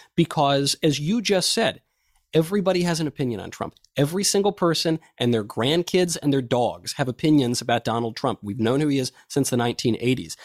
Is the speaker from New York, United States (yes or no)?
yes; New York, United States; I grew up in New York in the nineteen nineties